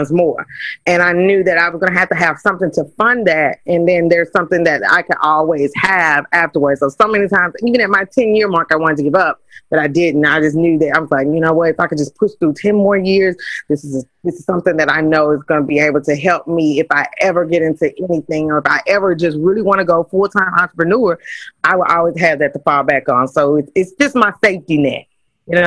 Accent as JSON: {"language": "English", "town": "Kansas City", "country": "United States", "tie": "born or raised there", "moved": "yes", "said": "I'm originally from Kansas City"}